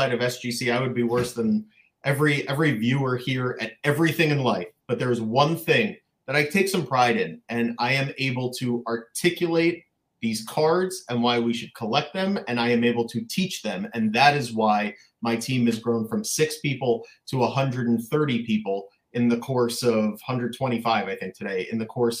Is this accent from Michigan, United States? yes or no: no; Boca Raton, Florida, United States; also born or lived in Long Island, New York; there was no hobby in Boca Raton, Florida, where I grew up